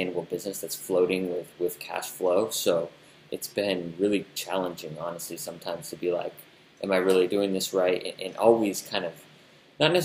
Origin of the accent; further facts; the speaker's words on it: United States; us Americans